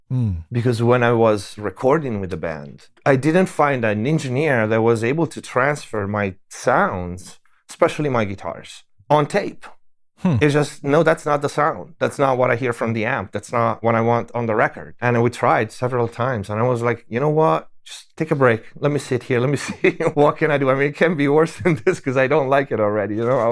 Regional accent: Tuscany, Italy; English is a second language; moved away; also born or lived in Germany / Paris; I was born in Italy. In Tuscany. Yeah. And I spent my early years there.

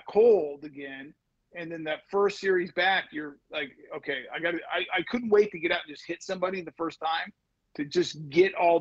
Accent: Colorado, United States; I grew up in Colorado

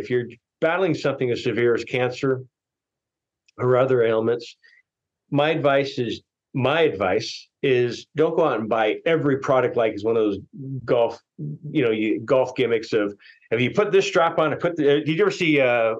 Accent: Tokyo, Japan; also born or lived in Philippines; I grew up over in Asia in Tokyo and also the Philippines.

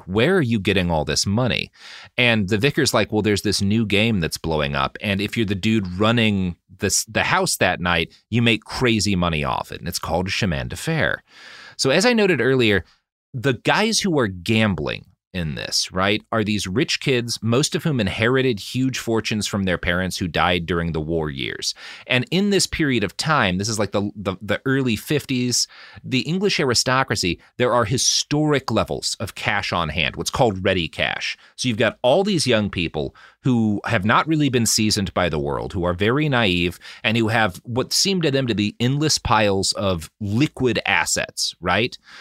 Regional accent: Oklahoma, United States; I come from Oklahoma

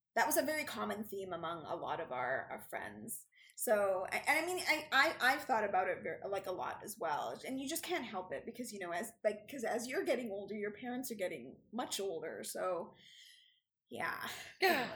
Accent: Canada; we're Canadian

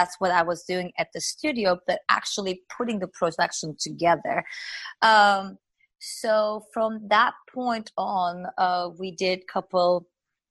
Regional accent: Turkey; English is a second language; moved away as an adult; now in United States; when I came here, I spoke French, I spoke Turkish, but I did not speak English.

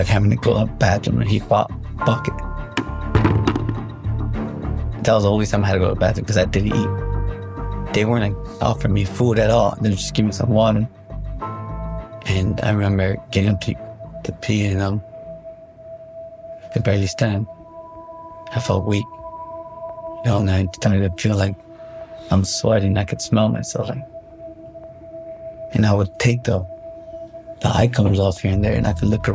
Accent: Chicago, Illinois, United States; I'm from Chicago.

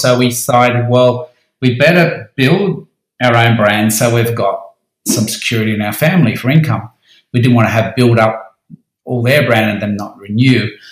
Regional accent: Sydney, New South Wales, Australia; also born or lived in Central Coast; I moved back to Sydney from the Central Coast

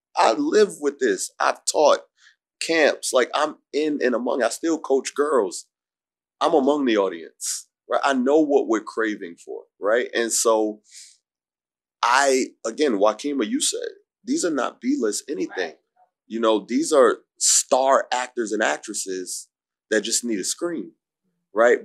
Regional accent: New York City, New York, United States; I'm from Harlem, I'm from Humphrey 3rd Street, 8th Avenue

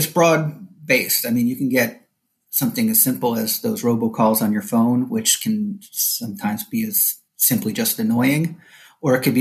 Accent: New Jersey, United States; moved away as an adult; now in Orlando, United States; I am a transplant like many other people from up north, born and raised in New Jersey.

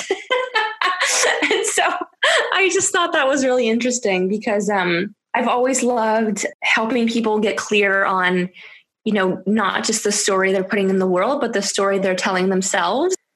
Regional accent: Canada; moved away as an adult; now in France; I spoke French growing up in Canada uh, in school

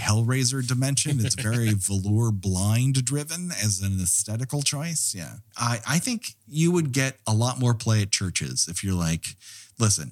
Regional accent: Montrose, California, United States; My barber growing up in Montrose, California

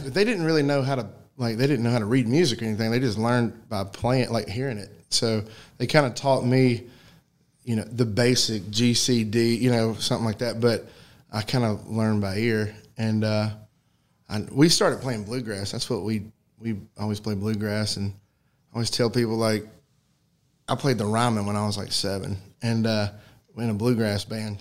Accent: White Bluff, Tennessee, United States; moved away as an adult; now in Chattanooga, United States; I grew up in White Bluff, which is not far from here, but uh, yeah, I was living in Chattanooga. We still are

